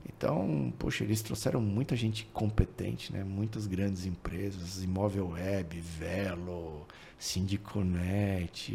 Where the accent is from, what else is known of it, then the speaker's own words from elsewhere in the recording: São Paulo, Brazil; moved away as an adult; also born or lived in Goiânia; nunca saí de São Paulo